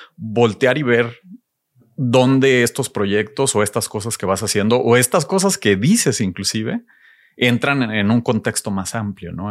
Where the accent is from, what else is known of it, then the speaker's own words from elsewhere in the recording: Ciudad Victoria, Tamaulipas, Mexico; Creciendo en Ciudad Victoria